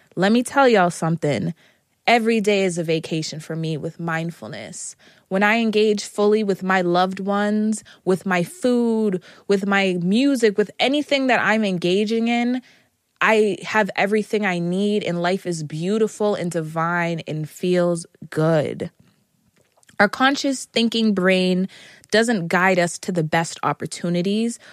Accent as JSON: {"language": "English", "country": "United States", "said": "I am an American"}